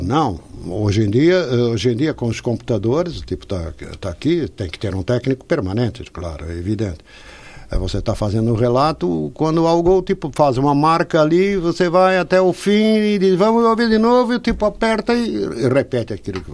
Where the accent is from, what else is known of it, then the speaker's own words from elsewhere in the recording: São Paulo, Brazil; accent: Brazilian; moved away as an adult; also born or lived in Portugal / Lisbon; now in Porto, Portugal; Eu fui para o Brasil, eu não tinha três anos ainda. Tinha dois anos de idade.